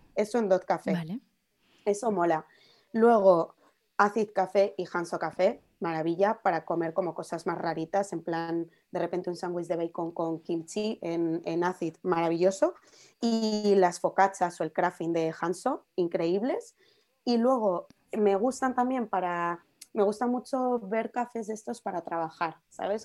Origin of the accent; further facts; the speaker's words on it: Madrid, Community of Madrid, Spain; con mi madre cuando era pequeña iba a una en Puerta de Toledo